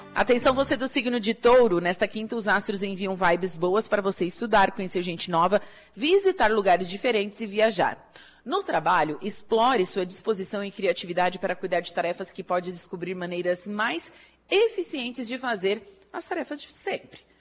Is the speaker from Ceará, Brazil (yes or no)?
no; Torres, Rio Grande do Sul, Brazil; now in Araranguá, Brazil; eu sou de Torres, do Rio Grande do Sul